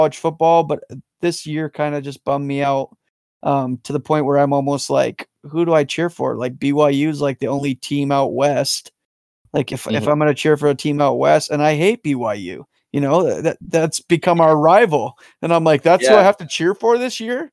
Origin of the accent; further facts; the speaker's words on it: Calgary, Alberta, Canada; I grew up in Calgary